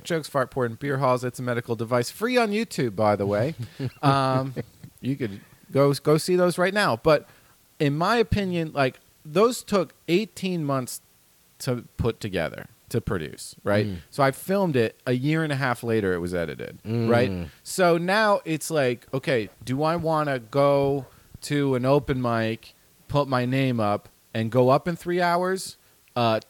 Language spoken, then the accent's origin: English; New Jersey, United States; moved away; also born or lived in Austin; I'm from Jersey too